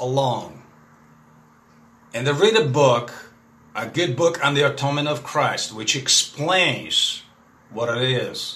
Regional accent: Russia; first language Russian; English is a second language; I'm a Russian guy. My native tongue, of course, is Russian.

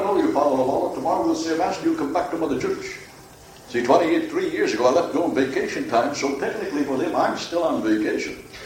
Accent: Dunmore, Pennsylvania, United States; I'm not a foreigner from Italy. Dunmore, Pennsylvania is not in Italy.

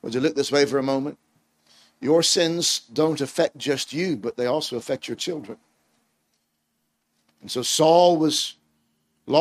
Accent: United States; accent: American; my accent is American

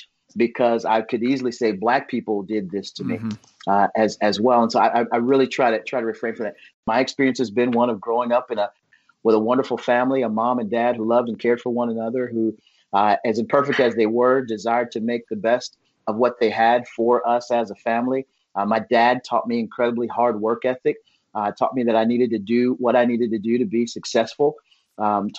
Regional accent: United States; I grew up in America

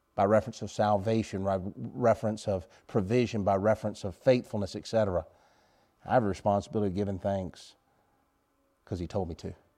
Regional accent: United States; I'm an American.

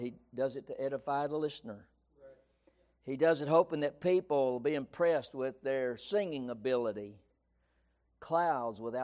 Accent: San Angelo, Texas, United States; growing up in West Texas

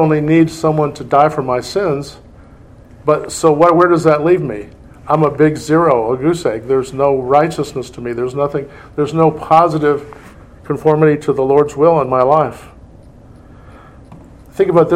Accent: Indiana, United States; I'm from Indiana, my wife's from Indiana

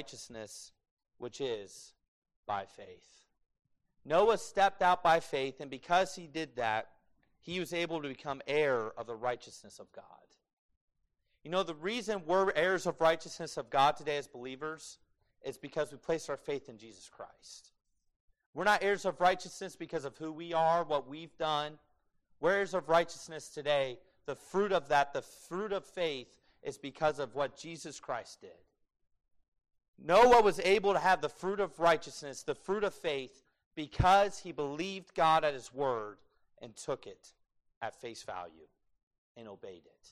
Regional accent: United States; being an American

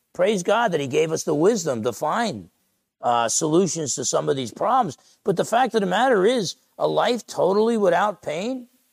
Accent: Essex County, New Jersey, United States; moved away; All the guys I grew up with back in Essex County, New Jersey

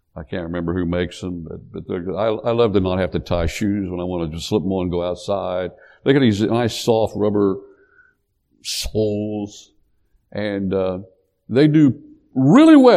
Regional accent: Appalachia, United States; growing up in Appalachia

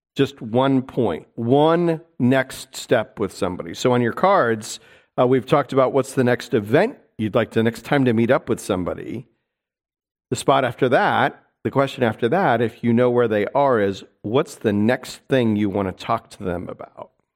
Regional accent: New York City, New York, United States; moved away; I'm a New Yorker

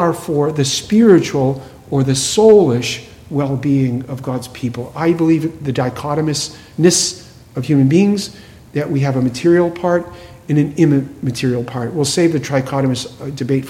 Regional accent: New England, Massachusetts, United States; I grew up in New England, Massachusetts, and it was a town which had a lot of Jewish folks

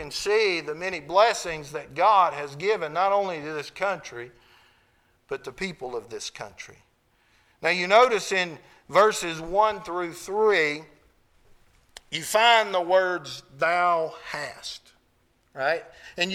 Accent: United States; I'm an American

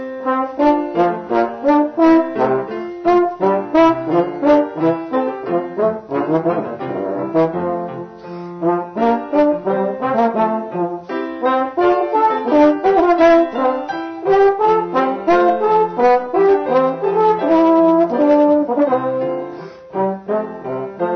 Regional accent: Hattiesburg, Mississippi, United States; in Hattiesburg, my hometown

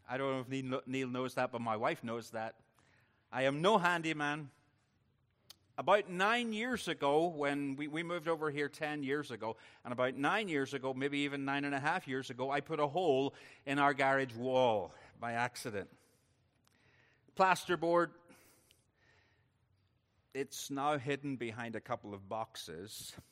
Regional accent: Northern Ireland, United Kingdom; because I'm Northern Irish, I'm going to do it in reverse order.

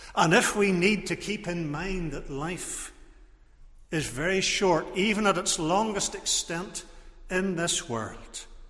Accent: Portrush, Northern Ireland, United Kingdom; I was growing up in Portrush

